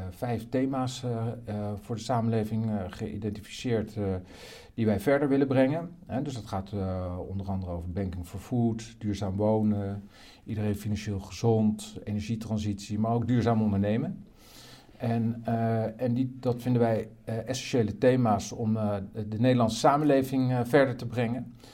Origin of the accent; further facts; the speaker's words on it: Rotterdam, South Holland, Netherlands; ik ben Rotterdammer.